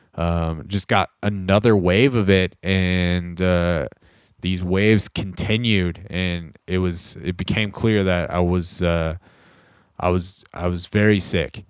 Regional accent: Corona, California, United States; moved away; back in Southern California where we grew up in Corona

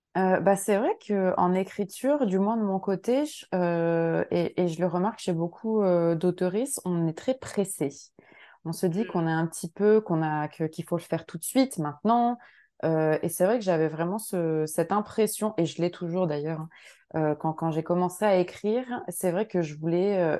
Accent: France; now in Montreal, Canada; moi j'habite donc à Montréal, je suis française mais j'habite au Québec

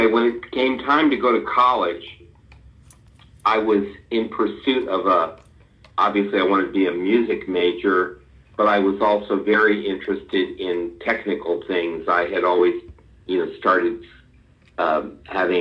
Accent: Long Island, New York, United States; moved away as an adult; also born or lived in Nashville; I grew up on Long Island

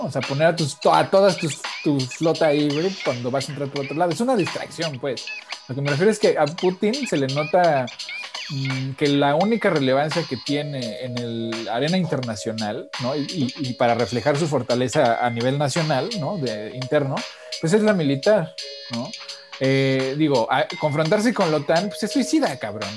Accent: Mexico; also born or lived in United States; soy mexicano, pero también soy gringo

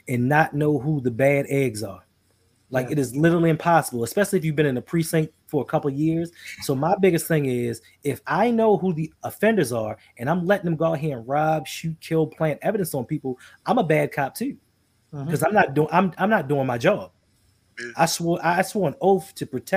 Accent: Baltimore, Maryland, United States; I'm from Baltimore

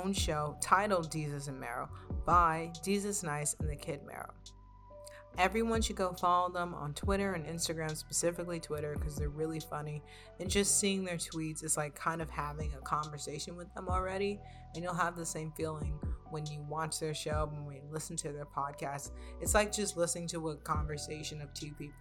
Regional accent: New York City, New York, United States; I'm not from the Bronx, I'm from Brooklyn

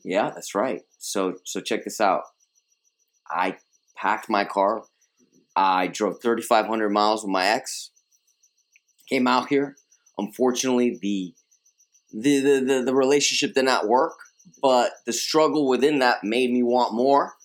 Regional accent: New York City, New York, United States; first language Spanish; English is a second language; I was uh, born and raised in Queens, uh, Queens, New York.

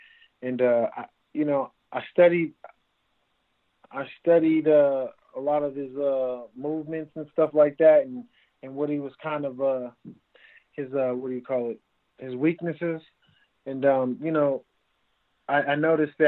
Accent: West Coast, United States; We're both from the West Coast in the same area

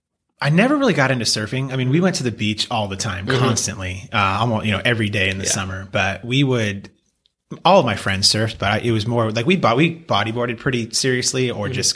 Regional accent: Encinitas, California, United States; born or raised there; also born or lived in Pennsylvania

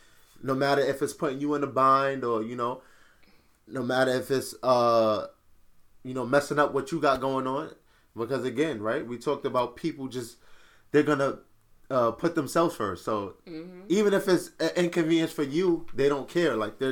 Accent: Nigeria; I definitely agree because I'm actually Nigerian.

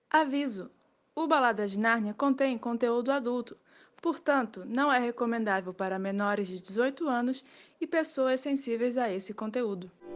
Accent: Rio de Janeiro, Brazil; sou do Rio de Janeiro

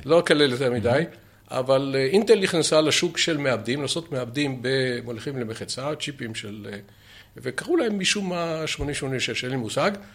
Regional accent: Ramat Gan, Tel Aviv District, Israel; moved away as an adult; also born or lived in Haifa; אני, דרך אגב, לא יליד חיפה, אבל אני יליד רמת גן

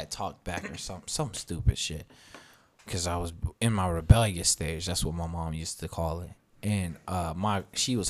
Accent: Virginia, United States; now in California, United States; I'm from Virginia

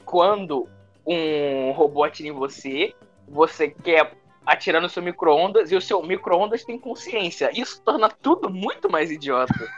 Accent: Rio de Janeiro, Brazil; Eu, que sou carioca

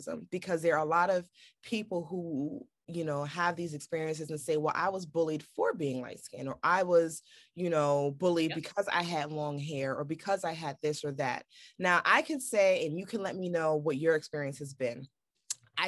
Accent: New York City, New York, United States; growing up in Brooklyn

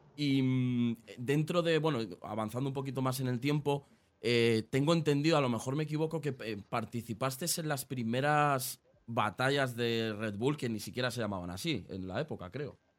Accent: Aranjuez, Community of Madrid, Spain; Yo soy de Madrid, eh, igual, pero de Madrid Sur. O sea, estamos justo en el otro lado. Yo soy de, Aranjuez.

